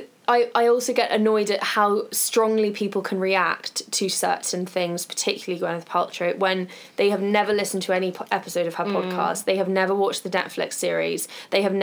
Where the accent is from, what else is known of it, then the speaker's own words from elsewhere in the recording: United Kingdom; we're British